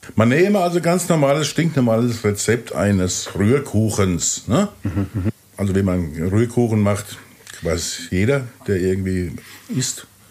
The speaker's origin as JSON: {"language": "German", "town": "Pirmasens", "region": "Rhineland-Palatinate", "country": "Germany", "said": "in Pirmasens, wo ich herkomme"}